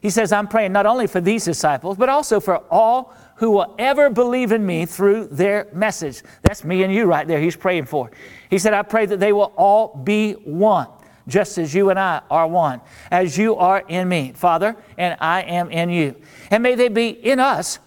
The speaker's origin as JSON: {"language": "English", "region": "North Central Florida", "country": "United States", "tie": "born or raised there", "moved": "yes", "lives_now": "New Orleans, United States", "said": "I grew up in North Central Florida"}